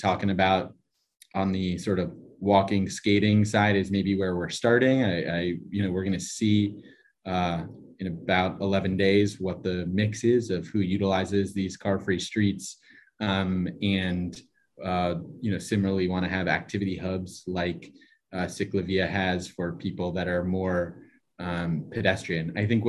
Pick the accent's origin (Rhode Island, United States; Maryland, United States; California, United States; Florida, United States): California, United States; Los Angeles; now in Boston, United States; I'm from Los Angeles originally